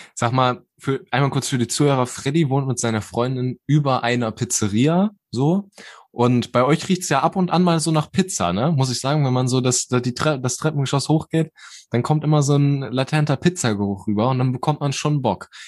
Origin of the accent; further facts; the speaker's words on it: Germany; also born or lived in Bersenbrück; wir waren so die ersten Deutschen